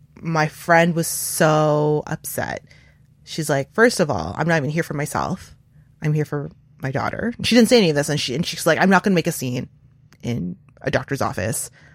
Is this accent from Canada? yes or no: yes; Canada; I'm not American. I'm, I'm Asian, identify as Asian Canadian